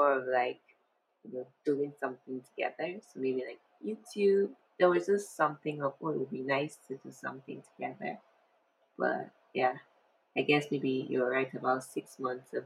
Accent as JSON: {"language": "English", "country": "Nigeria", "said": "As a Nigerian that I am"}